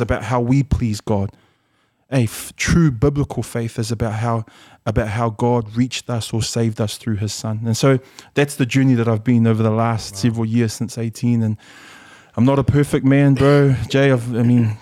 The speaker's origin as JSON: {"language": "English", "region": "Auckland", "country": "New Zealand", "tie": "born or raised there", "also_born_or_lived": "Samoa", "second_language": "English", "said": "we grew up in Mangere PIC."}